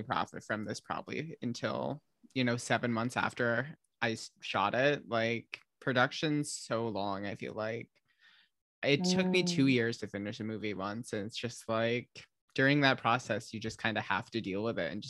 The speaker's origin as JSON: {"language": "English", "region": "American Midwest", "country": "United States", "tie": "born or raised there", "moved": "yes", "lives_now": "Bay Area, United States", "said": "my hometown is very Midwestern"}